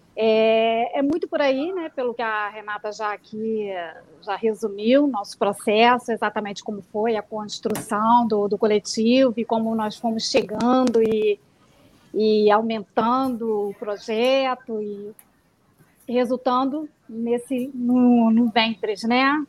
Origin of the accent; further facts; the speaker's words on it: Niterói, Rio de Janeiro, Brazil; Eu sou, sou de Niterói, nasci no Rio de Janeiro, mas moro em Niterói